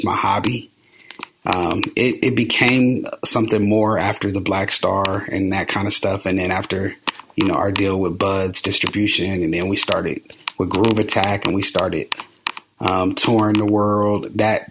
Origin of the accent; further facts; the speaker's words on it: Columbus, United States; I'm from Columbus. So there was a little record store in our neighborhood called Roberts Records.